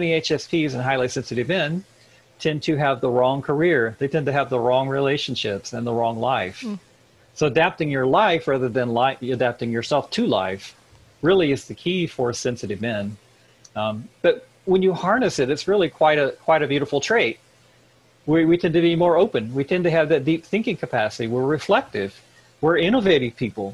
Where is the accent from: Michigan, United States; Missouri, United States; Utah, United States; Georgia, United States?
Missouri, United States; I grew up in the Midwest. I'm from Missouri